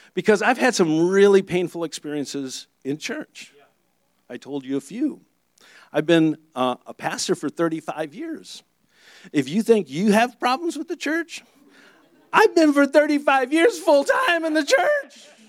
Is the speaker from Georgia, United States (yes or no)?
no; Michigan, United States; moved away; I'm from Michigan